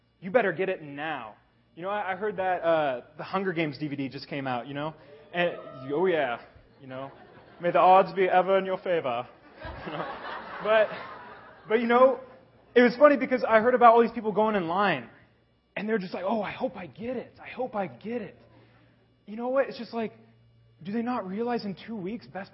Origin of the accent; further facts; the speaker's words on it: Kansas, United States; now in Dubai, United Arab Emirates; I am actually born and raised in Kansas. And you know what? I grew up on a farm.